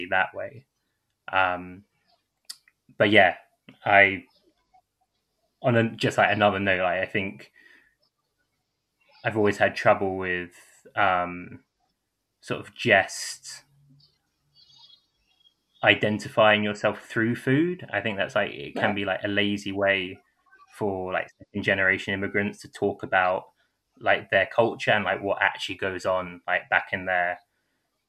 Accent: London, United Kingdom; also born or lived in Bounds Green, London; I grew up in St. Newington, and then after that, my family moved to Bounds Green, which is in the north of London.

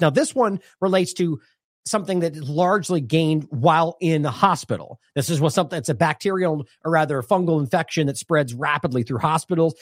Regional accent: United States; I'm speaking as an American from a U S-centric perspective

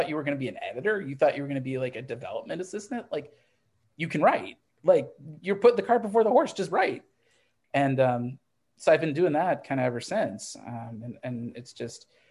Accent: Midwest, United States; I grew up in the Midwest

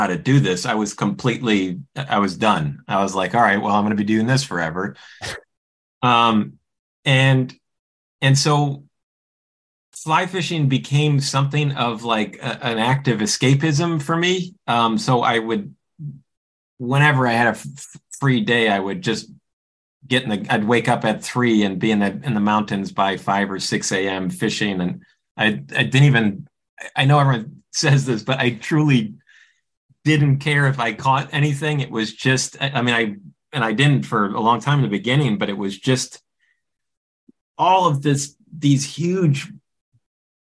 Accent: Midwest, United States; I'm from the Midwest

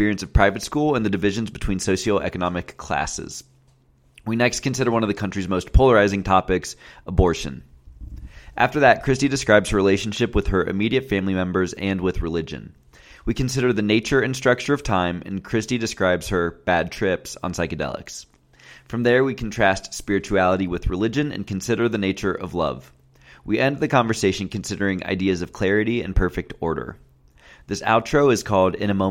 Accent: Ohio, United States; Ohio, you know, where I'm from

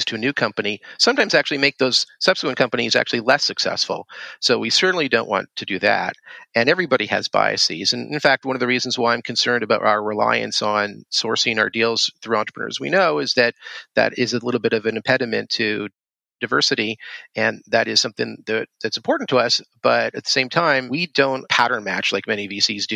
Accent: Canada; I grew up in Canada

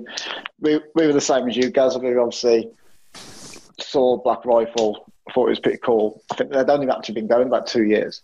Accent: United Kingdom; we're fucking British

